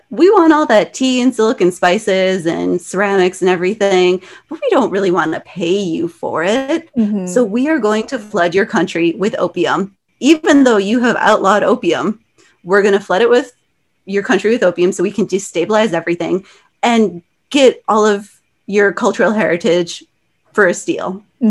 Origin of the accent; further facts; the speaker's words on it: United States; because I'm Chinese American